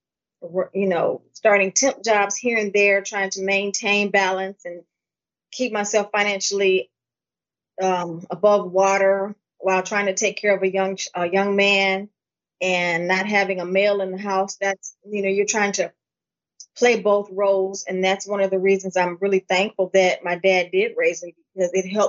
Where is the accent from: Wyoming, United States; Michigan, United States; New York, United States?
Michigan, United States; Pontiac; I was born in Pontiac, Michigan. I lived with basically my father. He raised me as my mom.